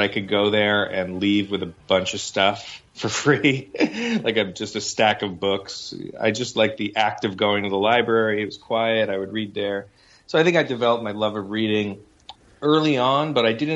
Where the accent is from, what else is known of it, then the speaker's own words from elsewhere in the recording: New York City, New York, United States; Growing up on Staten Island was a very white place, and I was half Asian